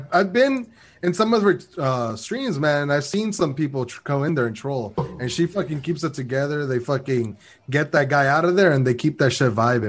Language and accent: English; San Antonio, Texas, United States; We're from San Antonio.